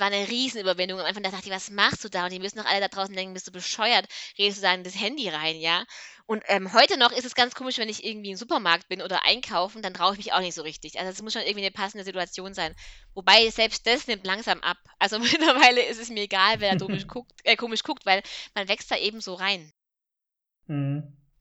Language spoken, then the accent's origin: German; Swabia, Germany; Ich bin ja Schwabe